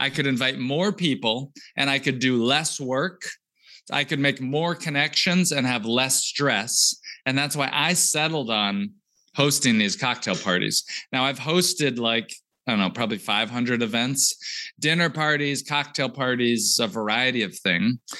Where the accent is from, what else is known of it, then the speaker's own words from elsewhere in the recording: United States; also born or lived in Georgia, United States; I grew up in Texas and Georgia